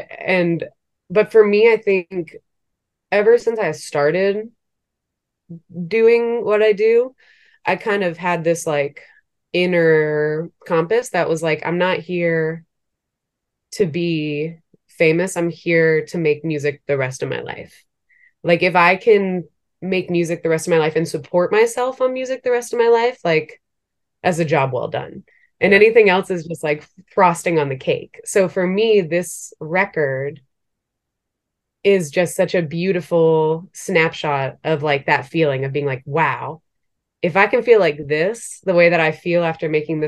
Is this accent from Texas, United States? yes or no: no; Maryland, United States; moved away as an adult; also born or lived in Brooklyn, New York; now in New York, United States; before I moved to New York, like kind of just growing up in Maryland